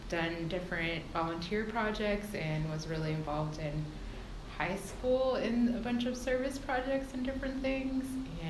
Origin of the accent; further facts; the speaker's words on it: Georgia, United States; also born or lived in Massachusetts; I was born in Massachusetts, but I've spent most of my life here in Georgia. Moved around a little bit after high school, but I came back to basically be closer to my family.